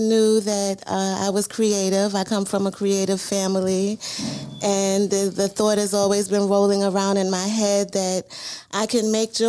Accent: New York City, New York, United States; now in Baltimore, United States; I am originally from Brooklyn, New York.

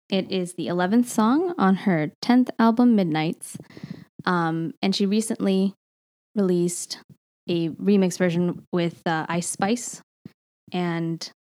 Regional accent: India; I guess I, I'm allowed to because I'm Indian.

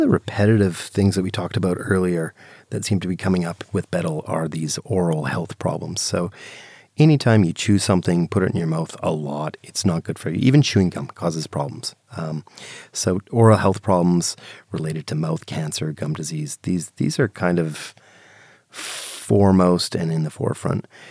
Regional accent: Canada; I'm Canadian

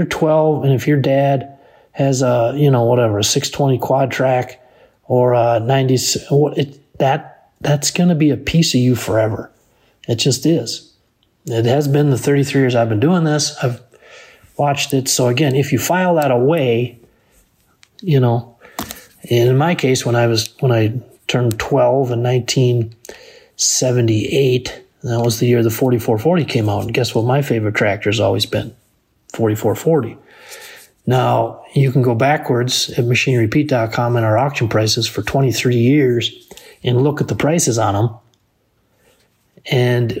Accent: Benson, Minnesota, United States; my hometown of Benson, Minnesota

